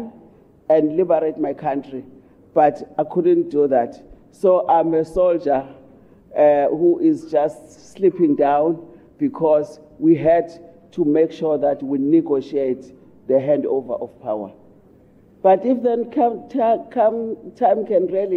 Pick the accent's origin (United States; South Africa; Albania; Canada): South Africa; as South African